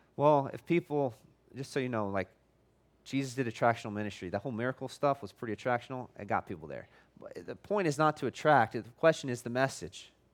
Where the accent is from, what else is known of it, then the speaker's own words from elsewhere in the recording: United States; I'm American